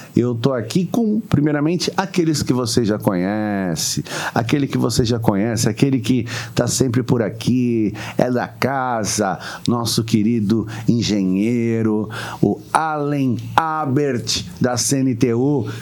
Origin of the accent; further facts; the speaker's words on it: Santos, São Paulo, Brazil; de Santos, de Santos, minha cidade, minha terra também